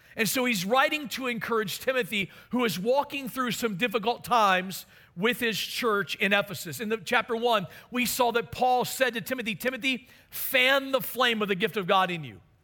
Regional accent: Maryland, United States; moved away; my hometown of Maryland

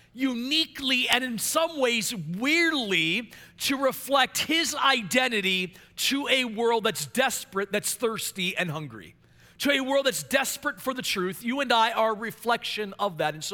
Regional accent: Maryland, United States; I became a lead pastor in my hometown in Maryland

